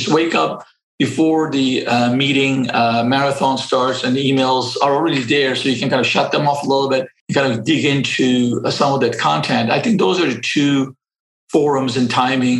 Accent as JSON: {"language": "English", "region": "Istanbul", "country": "Turkey", "tie": "born or raised there", "moved": "yes", "said": "I grew up in Istanbul, and I got educated everything in public schools"}